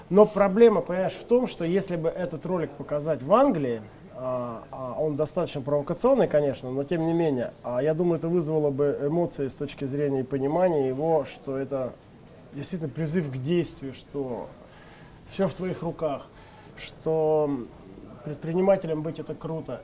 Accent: Leninsk-Kuznetsky, Kemerovo Oblast, Russia; moved away; в моем родном городе Ленинске Кузнецком

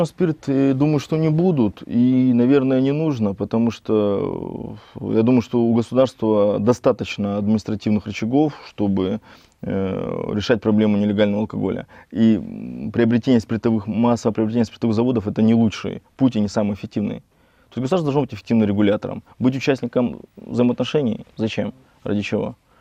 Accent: Nakhodka, Primorsky Krai, Russia; also born or lived in Vladivostok; Родился в э, городе Находка, в Приморском крае

